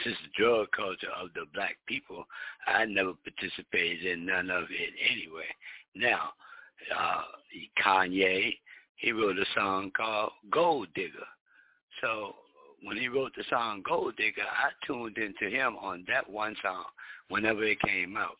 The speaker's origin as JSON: {"language": "English", "town": "Philadelphia", "region": "Pennsylvania", "country": "United States", "said": "I'm not Jamaican, I'm from here"}